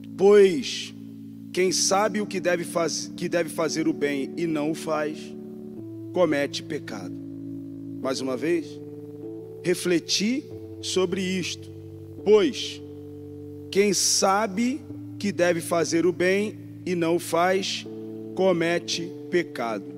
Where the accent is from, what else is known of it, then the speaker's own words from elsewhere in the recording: Rio de Janeiro, Brazil; accent: carioca; now in São Paulo, Brazil; eu sou do Rio de Janeiro, não tem nem quase sotaque